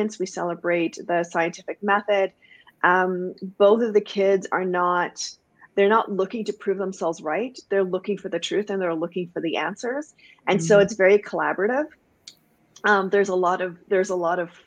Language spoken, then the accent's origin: English; Guyana; now in Canada; I was born in Canada, and then when I was 3 weeks old, my family moved back home to Guyana, which is in South America. I grew up there, and then I came back to Canada